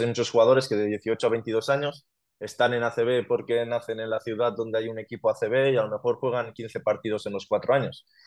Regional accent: Genovés, Valencian Community, Spain; yo empecé a jugar en mi pueblo, en Genovés

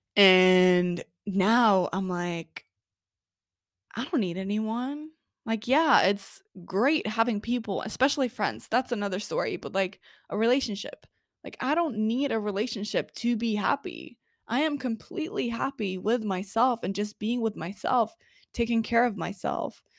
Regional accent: Oslo, Norway; I am originally from Oslo, Norway

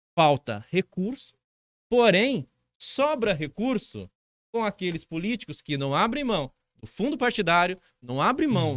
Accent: Dracena, São Paulo, Brazil; Sou de Dracena, moro em Dracena, sou servidor público

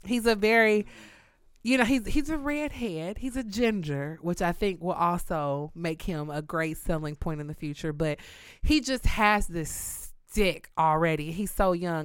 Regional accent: Kansas City, Missouri, United States; also born or lived in Houston, Texas; I'm known in New York as the girl from Kansas, which I have to correct everybody and tell them I'm from Kansas City, Missouri

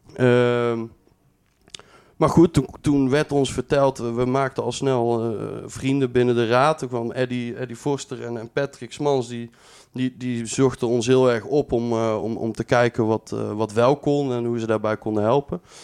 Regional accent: Breda, North Brabant, Netherlands; also born or lived in Tilburg; ik ben geboren en getogen in Breda

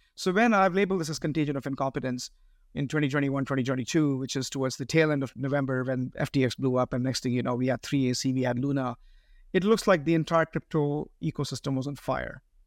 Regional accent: Bangalore, Karnataka, India; moved away as an adult; now in United States; I speak Carnatic, I grew up in Bangalore.

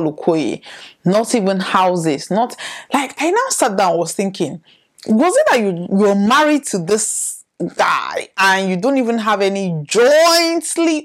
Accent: the East, South East Nigeria, Nigeria; I am from the East. I am Igbo by tribe

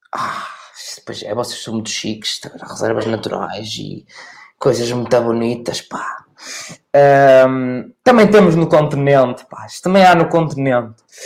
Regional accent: Oliveira de Azeméis, Aveiro District, Portugal; Eu sou da Oliveira das Meias

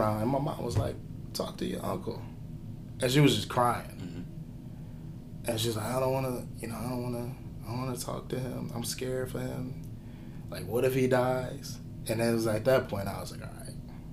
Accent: Cleveland, Ohio, United States; moved away; I was born and raised in Cleveland

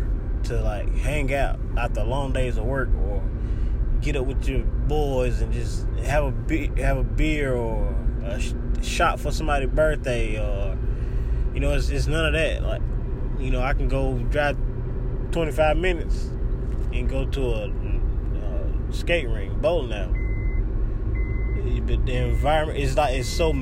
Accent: Dillon, South Carolina, United States; accent: country; moved away as an adult; now in Charlotte, United States; growing up in Dillaman is the love and the family

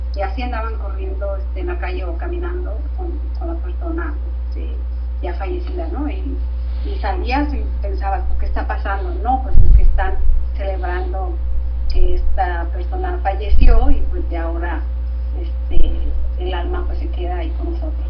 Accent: Tijuana, Baja California, Mexico; moved away as an adult; now in London, United Kingdom; soy del norte, soy de Tijuana, de la frontera con San Diego

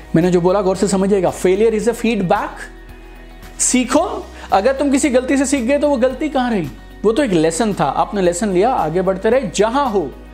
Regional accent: Sirsa, Haryana, India; moved away as an adult; also born or lived in Manipal; मैं सिरसा में था जब मेरा सिलेक्शन हुआ मणिपाल में सिरसा हरियाणा में एक जगह है

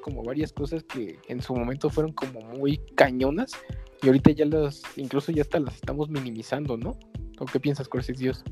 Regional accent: Mexico; como mexicanos

